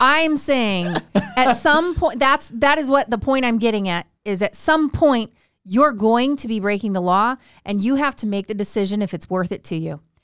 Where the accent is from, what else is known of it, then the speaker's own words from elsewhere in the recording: rural Northern California, United States; being from rural, like, Northern California, where it's all farmland